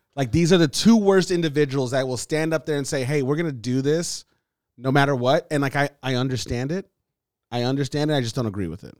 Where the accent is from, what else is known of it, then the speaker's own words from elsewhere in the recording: Los Angeles, California, United States; when you grow up in L